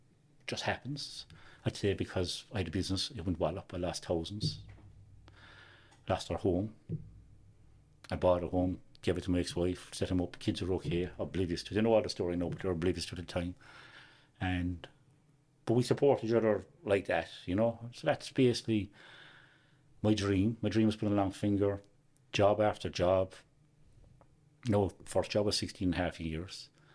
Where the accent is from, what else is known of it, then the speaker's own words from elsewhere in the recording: Youghal, Munster, Ireland; I was born and reared in Yoel.